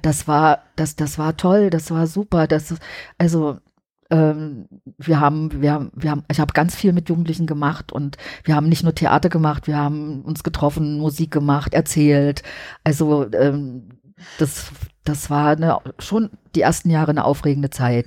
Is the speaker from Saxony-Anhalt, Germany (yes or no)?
yes; Halle, Saxony-Anhalt, Germany; moved away; also born or lived in Leipzig; Aber ich bin dann auch nicht in Berlin aufgewachsen, sondern in Halle